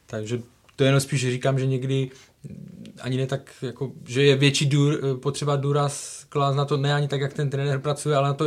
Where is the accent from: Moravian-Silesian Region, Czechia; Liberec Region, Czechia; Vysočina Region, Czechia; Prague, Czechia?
Moravian-Silesian Region, Czechia; Karviná; Já jsem Karviňák, ale karviná.